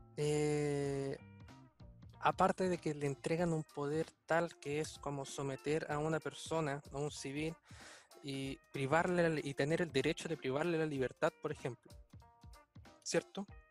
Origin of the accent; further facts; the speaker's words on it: Chile; Pese a que nosotros somos de otro país, nosotros somos chilenos